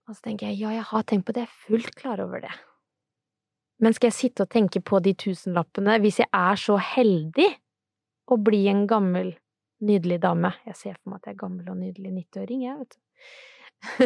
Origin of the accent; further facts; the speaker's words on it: Sarpsborg, Østfold, Norway; jeg er fra Serpe, så det er så fint å si bolle